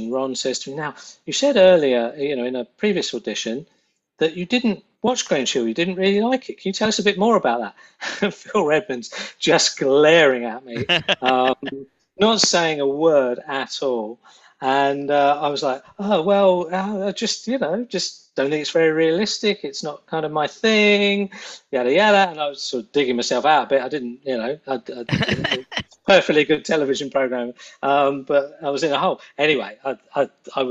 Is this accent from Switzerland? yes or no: no; London, United Kingdom; accent: North London; I was pretty much from North London